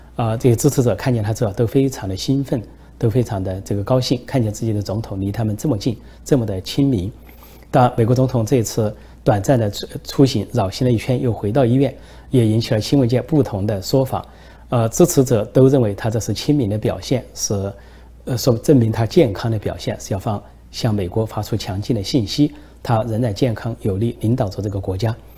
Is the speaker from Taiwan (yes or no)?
no; China; 我们中国人